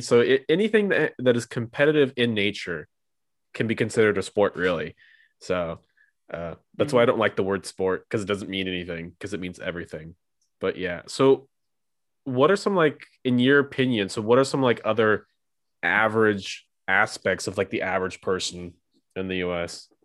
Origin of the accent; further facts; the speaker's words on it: United States; now in Europe; as an American